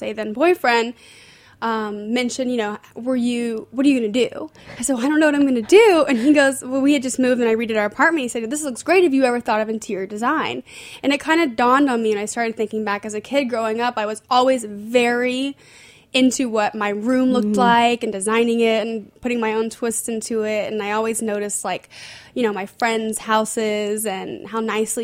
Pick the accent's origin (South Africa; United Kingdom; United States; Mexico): United States; Houston, Texas; moved away as an adult; now in New York, United States; I grew up in Houston, Texas, born and raised, and I moved to New York when I was about 19 for school